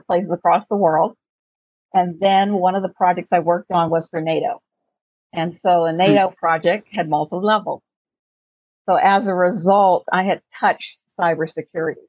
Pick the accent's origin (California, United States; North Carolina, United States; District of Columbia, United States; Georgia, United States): District of Columbia, United States; Washington; I'm from Washington, D.C.